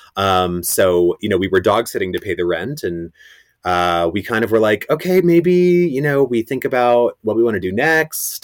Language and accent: English; Rye, New York, United States; moved away as an adult; also born or lived in Greenwich, Connecticut; I really love my hometown, Rye, New York. It's where I spent all my years growing up.